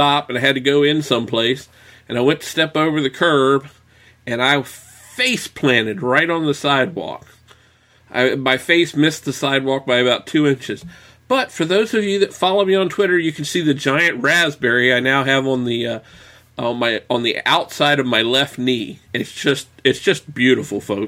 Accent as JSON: {"language": "English", "region": "southeastern United States", "country": "United States", "said": "I am from the South, southeastern United States"}